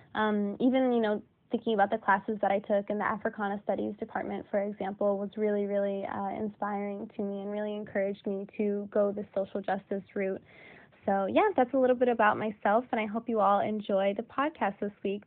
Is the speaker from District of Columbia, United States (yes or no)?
yes; Washington, District of Columbia, United States; I was born and raised in Washington, D.C.